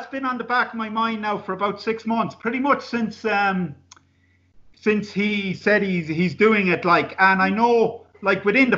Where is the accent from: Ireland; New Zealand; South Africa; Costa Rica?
Ireland; Castlebar, Connacht; here in Castlebar, my hometown.